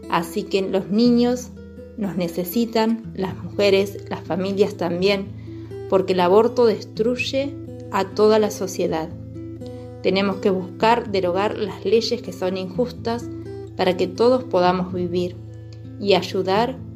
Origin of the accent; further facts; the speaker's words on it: Argentina; desde Argentina les cuento